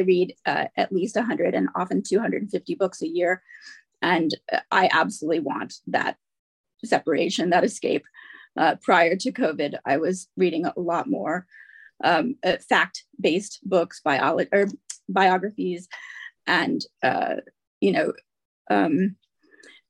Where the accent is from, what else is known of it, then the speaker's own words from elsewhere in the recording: United States; now in Manchester, United Kingdom; I'm obviously an American, but I live in Manchester, just north of Manchester